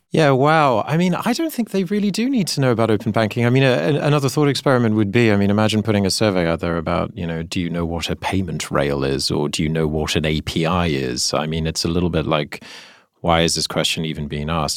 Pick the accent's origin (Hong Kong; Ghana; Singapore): Singapore; I grew up in Singapore